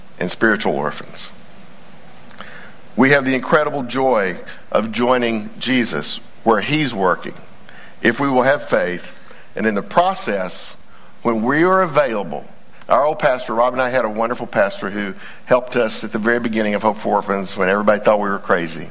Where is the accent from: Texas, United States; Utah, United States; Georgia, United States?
Texas, United States; we're all Texans first